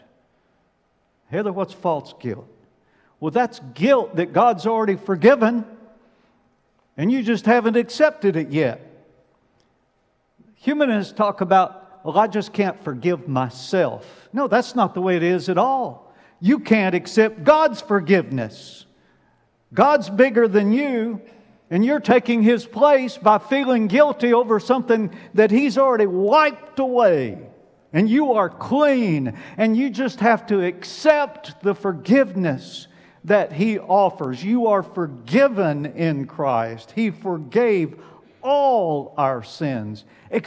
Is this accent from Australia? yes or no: no; Alabama, United States; I'm from Alabama